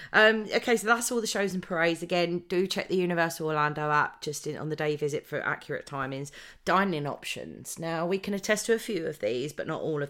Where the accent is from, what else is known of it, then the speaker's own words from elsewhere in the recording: United Kingdom; because we are British